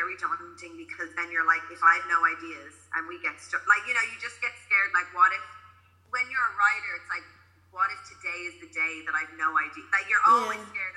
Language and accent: English; County Donegal, Ireland; I grew up in Donegal